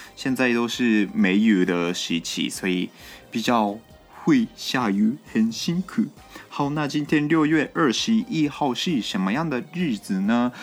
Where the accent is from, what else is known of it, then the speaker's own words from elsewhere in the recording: Japan; Chinese is a second language; moved away; also born or lived in Yunlin, Taiwan; 我是日本人